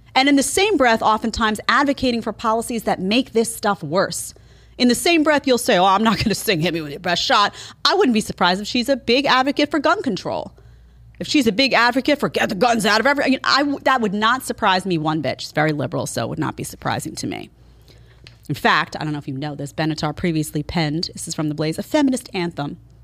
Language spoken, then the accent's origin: English; New York City, New York, United States; I grew up in New York City